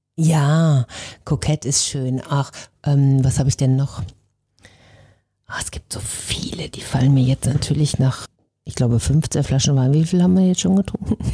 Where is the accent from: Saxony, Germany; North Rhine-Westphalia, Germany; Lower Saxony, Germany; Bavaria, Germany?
North Rhine-Westphalia, Germany; Benteler; now in Hamburg, Germany; Ich bin ja Ostwestfälin